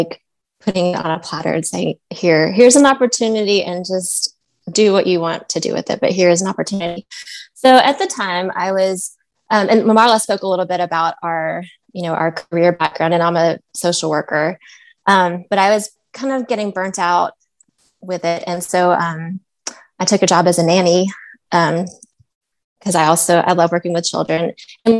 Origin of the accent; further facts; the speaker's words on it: Nashville, Tennessee, United States; now in Chicago, United States; I'm from Nashville.